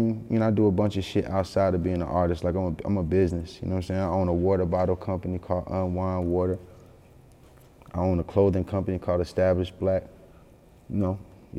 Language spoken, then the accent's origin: English; Yonkers, New York, United States; born there; People don't know I was born in Yonkers. I'm really, really tied to Yonkers.